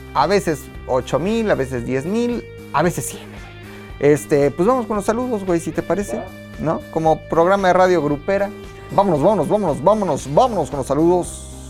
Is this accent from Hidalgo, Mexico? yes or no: yes; Tula, Hidalgo, Mexico; Yo soy de Tula, soy tuleño.